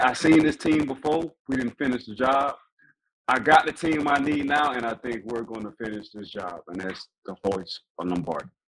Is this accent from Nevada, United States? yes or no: no; New Orleans, Louisiana, United States; growing up how I grew up in New Orleans, um, at a time between 94 and 98, we was like the murder capital of the world